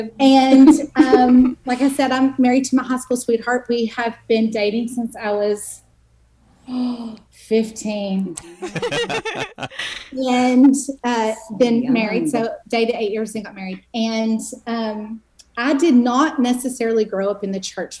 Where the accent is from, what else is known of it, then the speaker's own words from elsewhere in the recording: Longview, Texas, United States; moved away as an adult; now in Austin, United States; I grew up in Longview, Texas, which I will call the twin city to Tyler